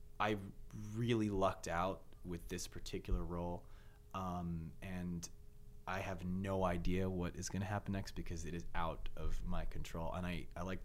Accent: Bay Area, California, United States; Bay Area. Born and raised

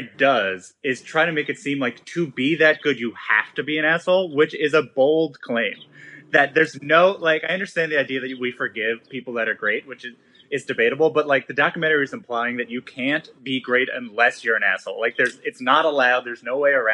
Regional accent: New York, United States; I'm from New York

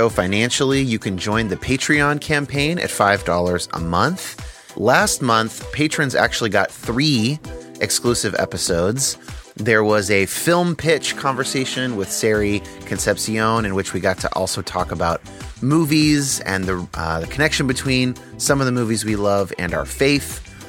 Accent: United States; isn't it convenient that I was raised in the United States, and so I'm more likely to think that Christianity is correct?

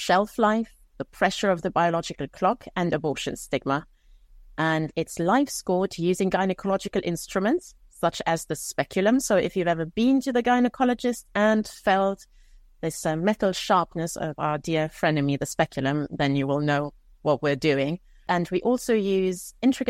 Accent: Luxembourg; also born or lived in Romania; I was actually born in Romania. I grew up in Luxembourg

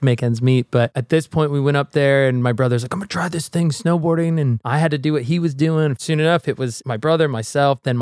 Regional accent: Del Mar, California, United States; I grew up in San Diego area, Del Mar, near the racetrack

